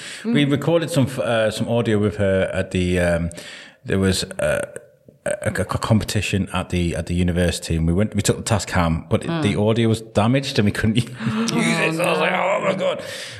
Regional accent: Wrexham, Wales, United Kingdom; now in Shrewsbury, United Kingdom; I grew up in Wrexham and they had Wrexham lager.

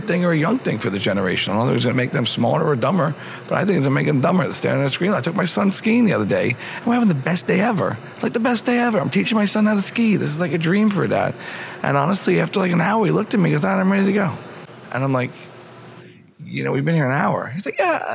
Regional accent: Suffern, New York, United States; I'm from Rockland County, Pomona, Suffern

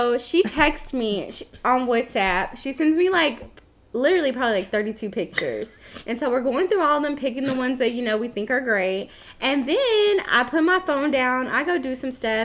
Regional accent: Texas, United States; as a Texan

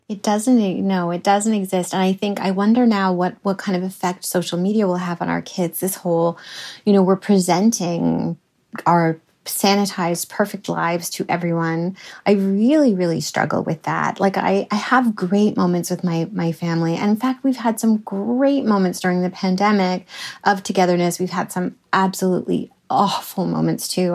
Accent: Canada; I'm Canadian and it comes from Canada

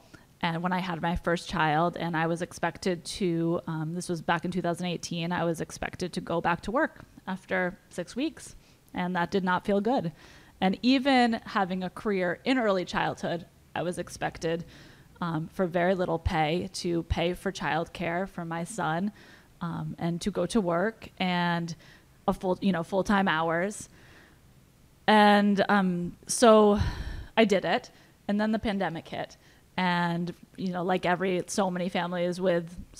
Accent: New London, Connecticut, United States; I'm from New London

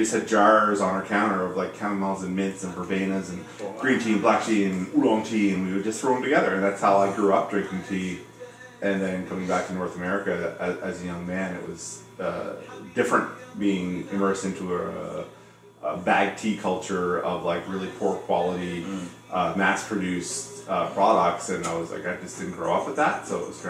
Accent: Germany; also born or lived in Goose Bay, Canada / Canada; I was born in Goose Bay, Labrador, in Newfoundland. I come from a military family, so I grew up all around Canada and around Europe as well. So I spent most of my youth in Germany, rural Germany, Baden-Baden, Lahr, Frankfurt.

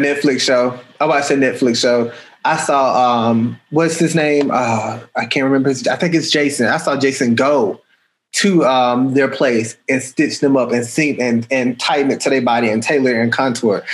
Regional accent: Atlanta, Georgia, United States; I'm from Atlanta

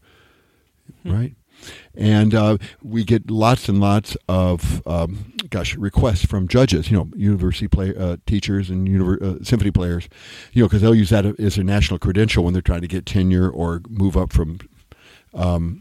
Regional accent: Iowa, United States; moved away; I grew up in Iowa

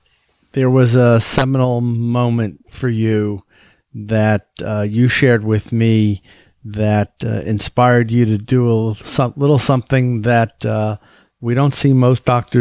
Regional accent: Tampa, Florida, United States; in my hometown of Tampa, Florida.

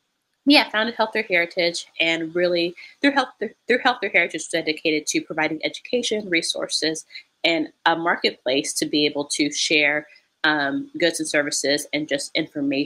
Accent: Memphis, Tennessee, United States; moved away as an adult; now in Tokyo, Japan; I'm from Memphis, Tennessee, in the United States

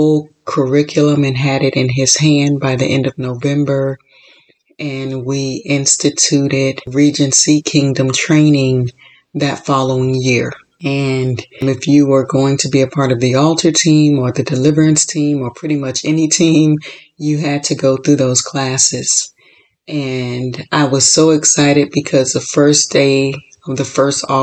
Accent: Florida, United States; also born or lived in Chicago; now in California, United States; I was born and raised in Florida, lived in Chicago, and moved to California.

